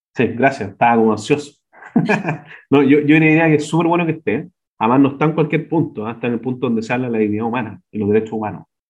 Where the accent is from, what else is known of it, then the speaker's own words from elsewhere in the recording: Chile; como chilenos